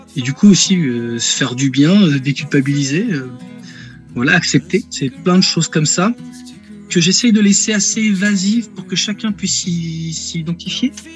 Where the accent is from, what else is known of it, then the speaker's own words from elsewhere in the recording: Rennes, Brittany, France; je suis natif de Rennes, hein, voilà, je vis dans la région rennaise encore aujourd'hui